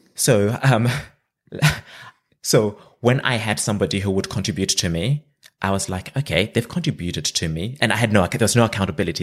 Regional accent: Zimbabwe; moved away as an adult; now in Australia; I'm originally from Zimbabwe. That's where I grew up

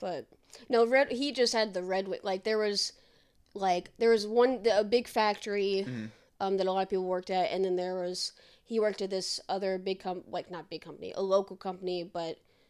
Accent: Campbellsville, Kentucky, United States; also born or lived in Indianapolis, Indiana; now in Boston, United States; when I first moved from Kentucky, like my hometown, to Indianapolis.

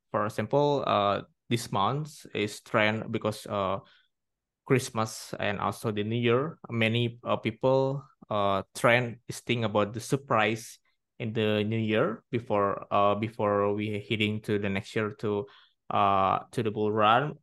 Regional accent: Indonesia; I'm from Indonesia

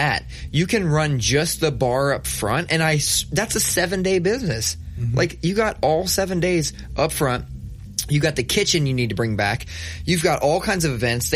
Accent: Columbus, Ohio, United States; I'm from the South End

